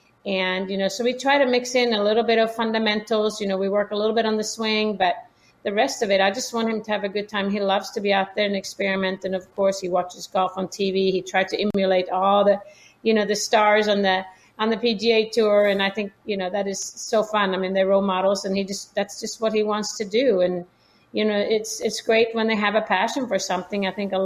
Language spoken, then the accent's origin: English; Sweden; Yeah, my parents are both quite athletic, I would say, play different sports growing up in Sweden.